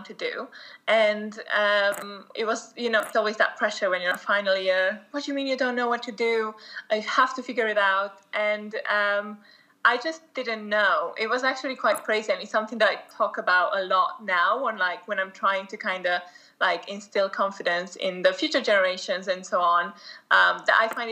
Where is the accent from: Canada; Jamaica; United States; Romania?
Romania; moved away as an adult; also born or lived in United Kingdom; I was born in Romania and I lived there until I was 19 when I moved to the UK to go to university